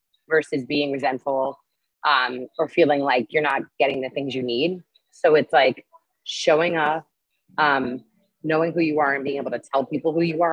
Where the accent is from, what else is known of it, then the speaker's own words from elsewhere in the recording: New York City, New York, United States; moved away as an adult; now in Lima, Peru; I'm from New York, and I grew my base in advertising technology in New York City for 13 years